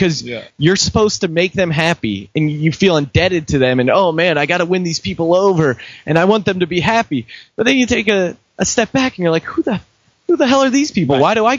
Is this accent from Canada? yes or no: no; Denver, Colorado, United States; moved away; I grew up in Denver. I lived there as a kid for a while.